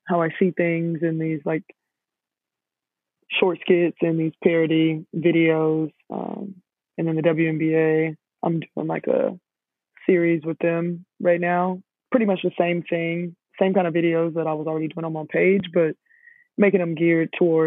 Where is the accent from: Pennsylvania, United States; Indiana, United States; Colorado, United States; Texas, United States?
Texas, United States; Houston; I'm from Houston, and I live back here